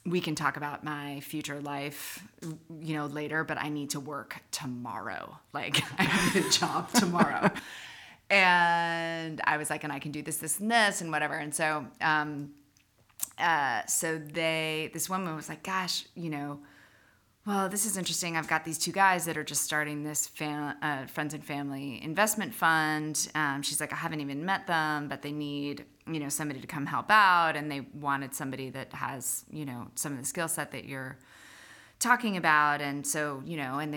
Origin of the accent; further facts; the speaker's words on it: Berkeley Heights, New Jersey, United States; moved away as an adult; also born or lived in Telluride, Colorado / San Francisco, California / New Zealand; now in Charleston, United States; growing up in Jersey during the 80s